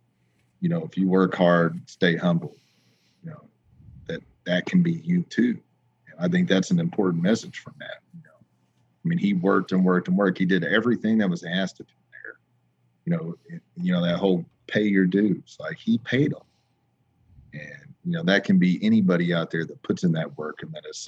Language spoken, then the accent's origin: English; Oklahoma, United States; It makes all of us Oklahomans proud